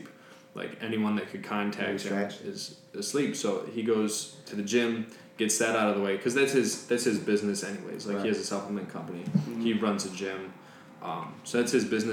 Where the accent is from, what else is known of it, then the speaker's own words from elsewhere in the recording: Gates, New York, United States; I'm from Gates